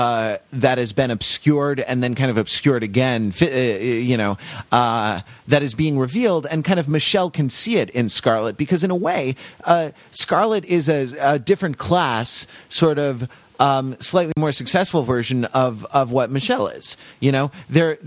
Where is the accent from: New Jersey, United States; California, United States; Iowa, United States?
California, United States; Los Angeles; I grew up in Los Angeles